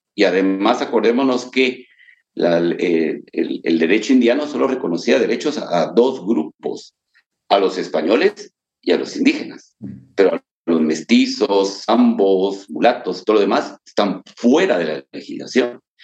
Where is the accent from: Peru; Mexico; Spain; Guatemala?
Guatemala; nos sentimos guatemaltecos